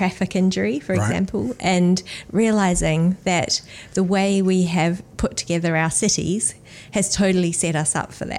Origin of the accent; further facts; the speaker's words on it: Australia; now in New Zealand; I am Australian, and then I came to New Zealand and went to medical school here